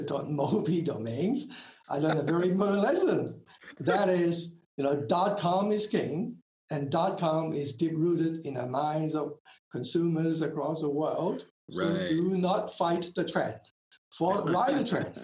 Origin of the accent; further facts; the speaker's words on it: Hong Kong; moved away as an adult; also born or lived in Taiwan / United States / Tokyo, Japan; now in Auckland, New Zealand; I was born in Hong Kong.